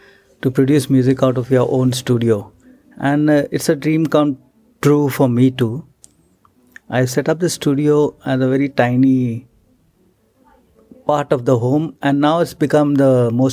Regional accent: Mumbai, Maharashtra, India; I was in Mumbai.

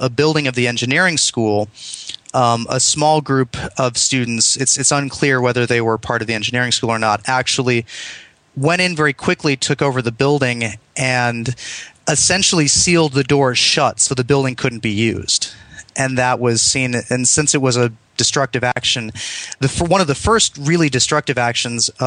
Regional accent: East Grand Rapids, Michigan, United States; moved away; where I grew up in in Michigan outside of a smaller city, I mean, one of the top 100 cities in the U.S., my parents specifically moved to East Grand Rapids

